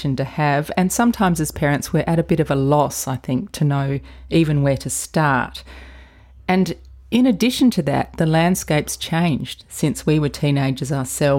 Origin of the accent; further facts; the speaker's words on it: Adelaide, South Australia, Australia; moved away as an adult; people from Adelaide, to leave for a while and then come back. That's what I did as well